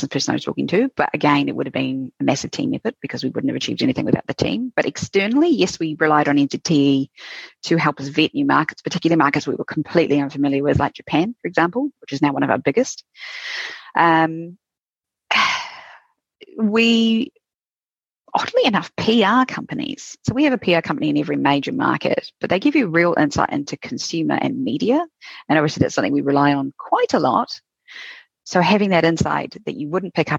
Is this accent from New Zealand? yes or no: yes; New Zealand; being a Kiwi entrepreneur